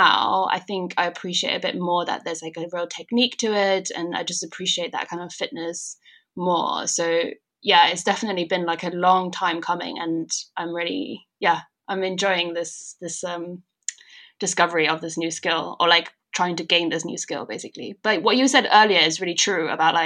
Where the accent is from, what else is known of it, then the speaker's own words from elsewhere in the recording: China; moved away; also born or lived in Denmark; growing up in China